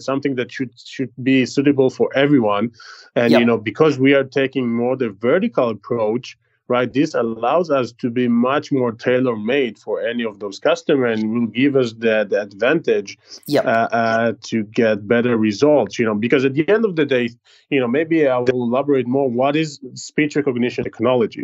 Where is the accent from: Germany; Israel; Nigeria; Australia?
Israel; accent: Israeli; English is a second language; my terrible israeli accent